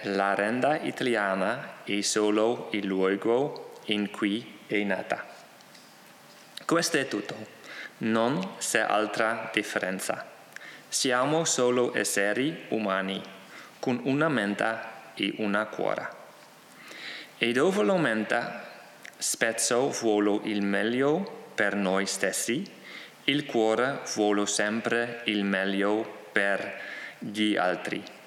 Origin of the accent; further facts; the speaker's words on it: Netherlands; Ciò che mi rende olandesi è solo il luogo in cui sono nato.